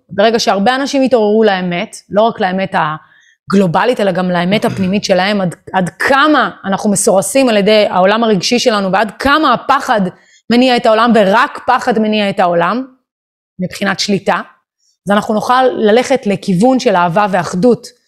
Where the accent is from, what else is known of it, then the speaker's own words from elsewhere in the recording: Israel; אנחנו כישראלים